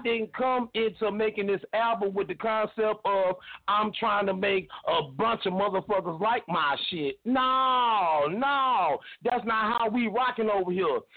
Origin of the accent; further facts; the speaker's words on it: the South, United States; I'm from the South